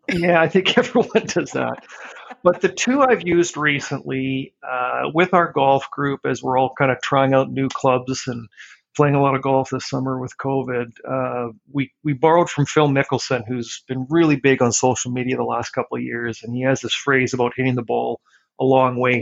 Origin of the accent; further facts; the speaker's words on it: Regina, Saskatchewan, Canada; moved away as an adult; now in Vancouver, Canada; I was uh, born and raised in Regina. I went to elementary and high school there.